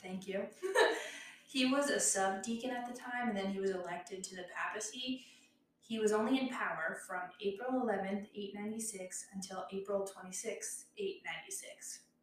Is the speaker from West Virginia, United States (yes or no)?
yes; West Virginia, United States; we're from West Virginia